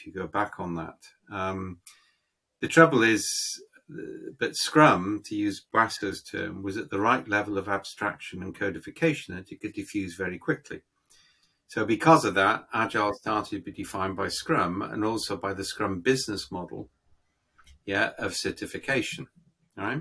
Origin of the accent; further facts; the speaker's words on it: United Kingdom; I'm being British.